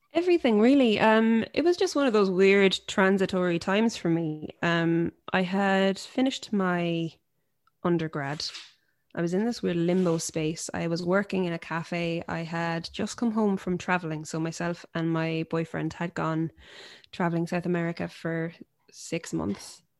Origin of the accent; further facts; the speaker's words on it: Limerick, Munster, Ireland; growing up somewhere like Limerick, as a female folk singer-songwriter